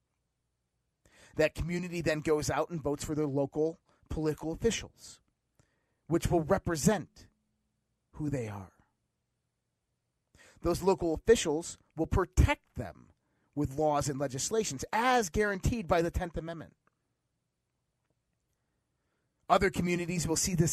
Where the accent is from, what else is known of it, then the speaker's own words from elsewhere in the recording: Caledonia, United States; I'm from Caledonia